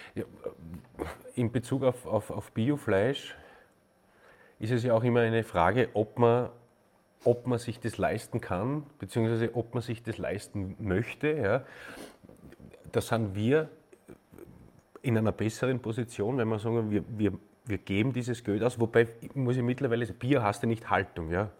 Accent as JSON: {"language": "German", "country": "Austria", "said": "ich bin ein Österreicher"}